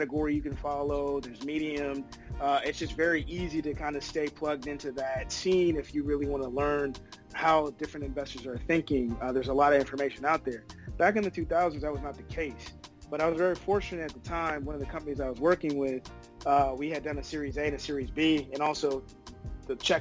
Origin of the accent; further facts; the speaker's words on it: Oakland, California, United States; I'm originally from the Bay. Big shout out to Oakland